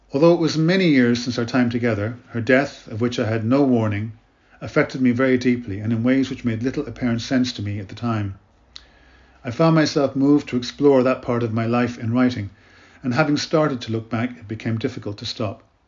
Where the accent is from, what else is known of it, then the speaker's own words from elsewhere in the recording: Ireland; also born or lived in Canada / Africa / Middle East; I was born in Canada and brought up in Ireland, where I live now in Dublin